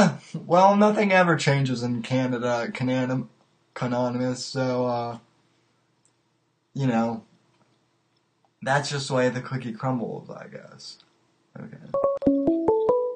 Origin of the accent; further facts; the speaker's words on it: Colorado, United States; moved away; I'm from Colorado initially